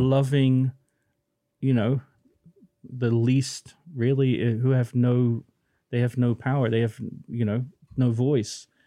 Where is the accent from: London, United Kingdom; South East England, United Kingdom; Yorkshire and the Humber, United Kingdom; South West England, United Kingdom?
South West England, United Kingdom; Plymouth; moved away; I was born in Plymouth